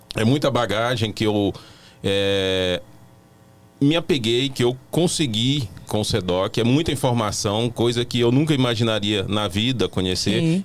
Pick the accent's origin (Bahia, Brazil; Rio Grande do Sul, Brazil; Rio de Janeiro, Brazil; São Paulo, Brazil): Bahia, Brazil; Irecê; now in Brasília, Brazil; eu sou da Bahia, eu sou da cidade de Irecê